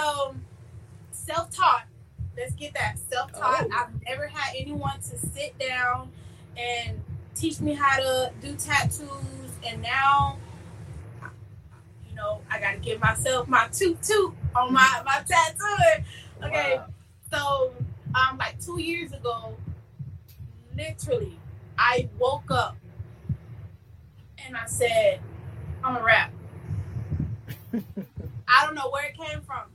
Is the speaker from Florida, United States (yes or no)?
yes; Clewiston, Florida, United States; moved away as an adult; also born or lived in Belle Glade, Florida / Polk County, Florida; now in West Palm Beach, United States; I went to school in Clewiston, majority of my school life. But I was pretty much raised in Clewiston, but originally from Belgrade